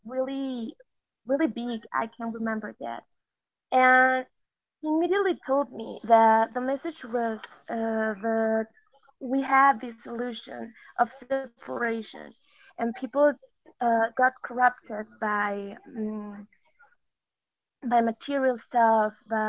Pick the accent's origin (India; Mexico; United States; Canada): Mexico; English is a second language; I'm from Mexico. Excuse my English, because I'm not so good at it.